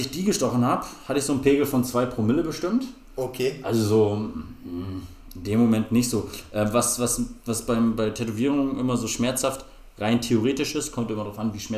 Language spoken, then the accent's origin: German; Lingen, Lower Saxony, Germany; born there; ein Dorf weiter geboren in Lingen, in ja. Ems.